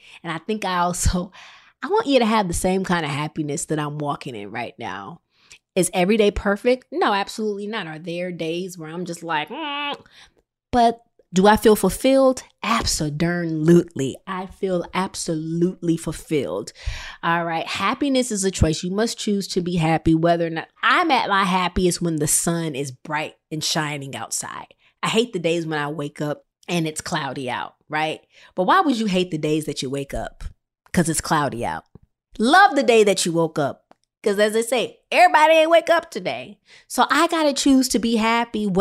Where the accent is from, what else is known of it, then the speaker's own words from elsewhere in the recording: Rockford, Illinois, United States; I'm the girl from Rockford, Illinois